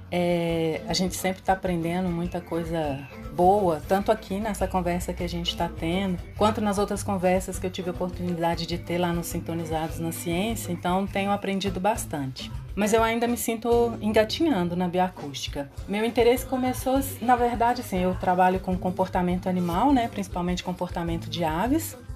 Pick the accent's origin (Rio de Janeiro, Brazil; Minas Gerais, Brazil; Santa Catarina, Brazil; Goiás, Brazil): Minas Gerais, Brazil; Belo Horizonte; eu sou bióloga natural de Belo Horizonte